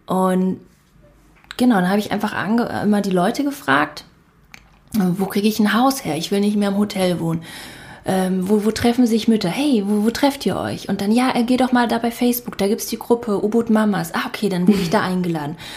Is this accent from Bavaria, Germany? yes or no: no; Berlin, Germany; moved away as an adult; also born or lived in Bali; wir sind jetzt wieder in meiner Heimatstadt Berlin angekommen